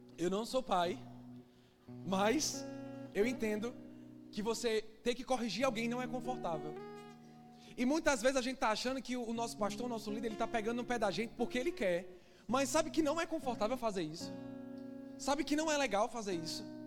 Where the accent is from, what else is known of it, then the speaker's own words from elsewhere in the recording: Northeast Region, Brazil; moved away; Que eu sou nordestino, eu falo bexiga.